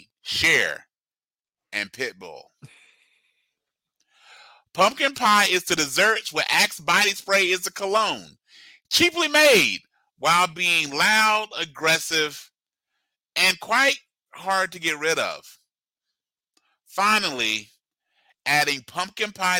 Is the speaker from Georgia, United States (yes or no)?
yes; Georgia, United States; moved away as an adult; now in Midwest, United States; when I first moved here, growing up in Georgia specifically